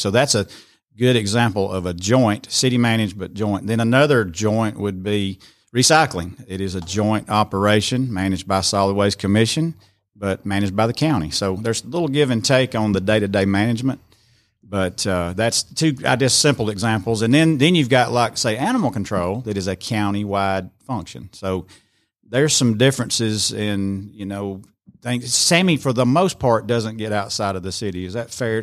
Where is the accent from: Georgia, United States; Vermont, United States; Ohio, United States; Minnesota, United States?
Georgia, United States; Rome; born or raised there; also born or lived in Cherokee, Alabama